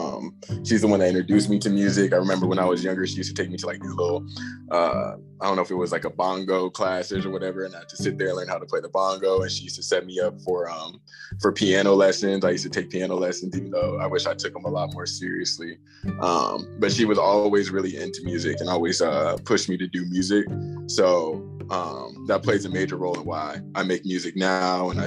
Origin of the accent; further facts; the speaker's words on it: Phoenix, Arizona, United States; I'm from Phoenix, Arizona